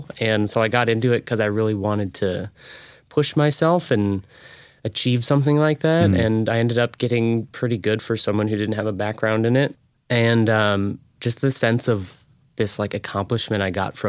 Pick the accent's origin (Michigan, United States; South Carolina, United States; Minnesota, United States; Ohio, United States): Minnesota, United States; St. Paul; also born or lived in Seattle, Washington; now in San Diego, United States; I was born and raised in St. Paul, Minnesota, right in the capital.